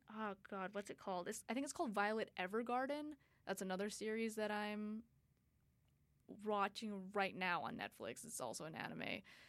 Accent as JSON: {"language": "English", "town": "Edmonton", "region": "Alberta", "country": "Canada", "said": "I'm from Edmonton. It's like this, it's technically a city, but I don't know, compared to a metropolis like LA or New York or like even Boston, it's really, really small."}